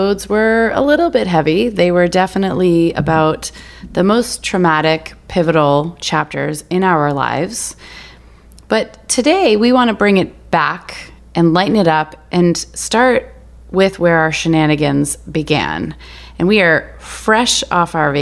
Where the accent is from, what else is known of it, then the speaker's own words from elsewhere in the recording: Harrison, Maine, United States; also born or lived in Massachusetts; Harrison, Maine, and I went to this little, tiny, adorable elementary school called Waterford Elementary